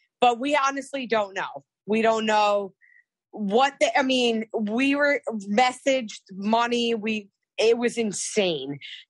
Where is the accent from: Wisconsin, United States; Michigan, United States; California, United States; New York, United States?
New York, United States; I'm from New York